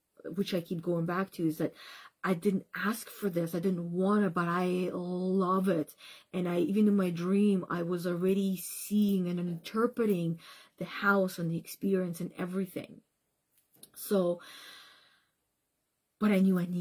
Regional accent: Russia; moved away; being in the childhood areas where I grew up back in Russia

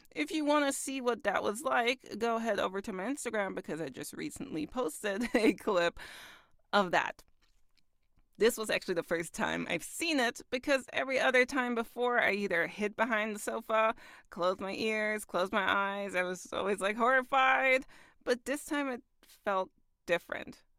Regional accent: Augsburg, Bavaria, Germany; moved away as an adult; also born or lived in Kaiserslautern / United States; I lived somewhere like mid-Germany in, uh, in Kaiserslautern. But I'm from Augsburg.

